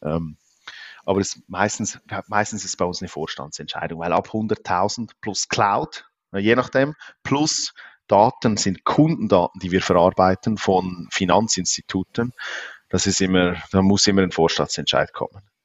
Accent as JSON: {"language": "German", "country": "Switzerland", "said": "obwohl ich aus der Schweiz bin, aber ich komme irgendwo aus den Bergen"}